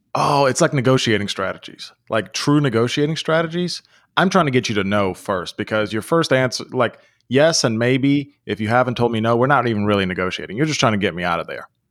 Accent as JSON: {"language": "English", "country": "United States", "tie": "born or raised there", "also_born_or_lived": "Europe", "said": "growing up in the United States"}